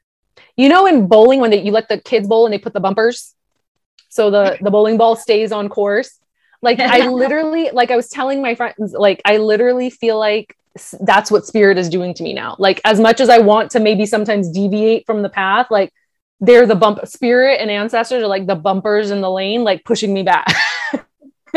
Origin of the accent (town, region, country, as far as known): Sacramento, California, United States; born or raised there; also born or lived in Granite Bay, California